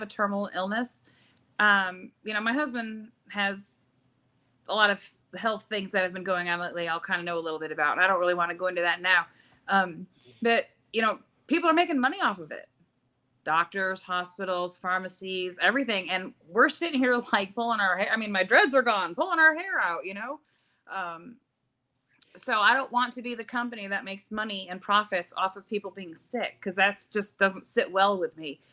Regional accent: Syracuse, New York, United States; also born or lived in Youngstown, Ohio; now in Spindale, United States; I'm from Syracuse, New York, but I'm now here in Spindale, North Carolina

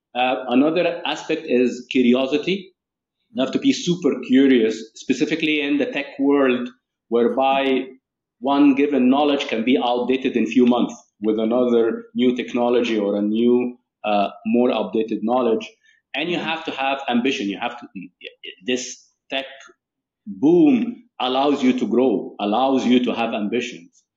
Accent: Cairo, Cairo Governorate, Egypt; moved away as an adult; now in United Arab Emirates; i was raised in the uae and then i mm-hmm. moved um, to cairo egypt uh, my, my home country where i lived approximately uh, 23 years

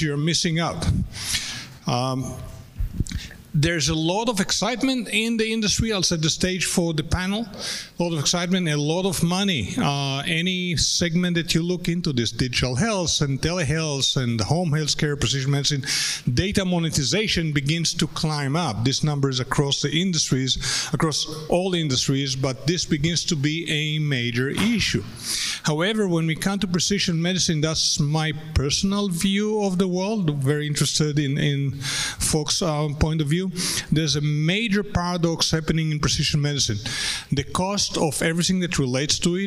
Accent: United States; me as an American

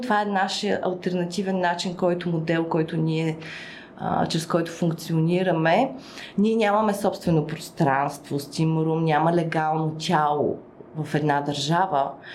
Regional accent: Burgas, Burgas Province, Bulgaria; аз съм от Бургас, съответно там също, освен че съм от Бургас, там съм стартирала

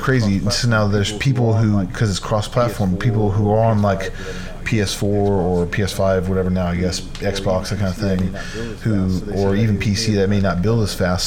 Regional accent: Arizona, United States; in Arizona, obviously that's where I grew up at.

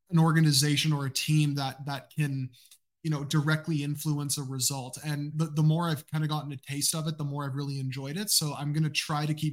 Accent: Canada; my Peruvian roots. Even though I am Canadian, I am also part Latino as well.

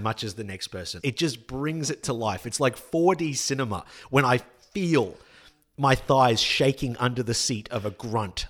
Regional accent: Australia; we as an Australian public

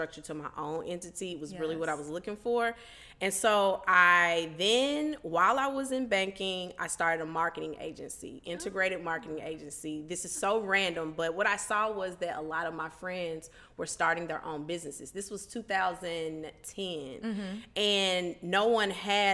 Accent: Memphis, Tennessee, United States; moved away as an adult; also born or lived in New York; now in Chicago, United States; I'm from Memphis, Tennessee

